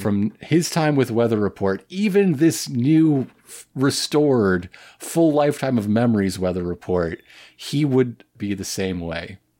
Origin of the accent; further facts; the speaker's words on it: United States; as an American